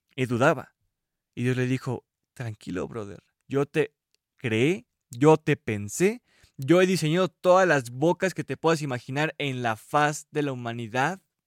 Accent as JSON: {"language": "Spanish", "country": "Mexico", "said": "yo soy mexicano"}